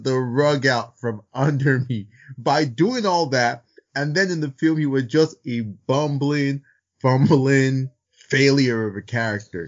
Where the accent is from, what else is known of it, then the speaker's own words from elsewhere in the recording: Nigeria; I'm also Nigerian